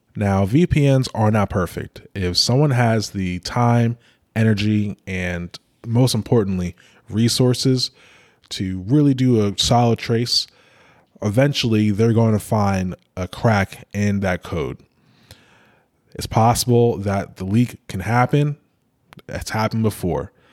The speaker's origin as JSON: {"language": "English", "country": "United States", "said": "my country, United States"}